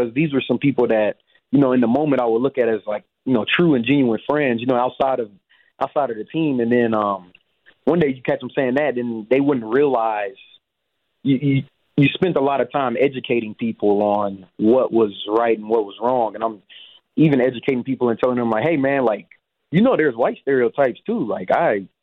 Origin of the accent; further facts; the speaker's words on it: Dallas, Texas, United States; moved away as an adult; also born or lived in Madison, Wisconsin; I'm from Dallas, Texas